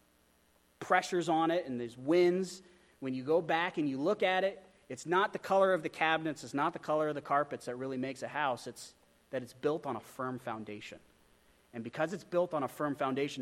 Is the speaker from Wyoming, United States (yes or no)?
yes; Wyoming, United States; I grew up in Wyoming